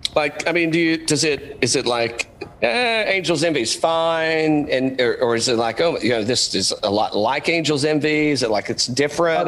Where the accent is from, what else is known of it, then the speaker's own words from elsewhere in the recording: East Tennessee, United States; I'm like hillbilly from East Tennessee